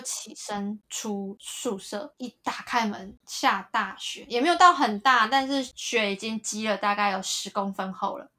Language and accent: Chinese; Taiwan; 我是台湾来的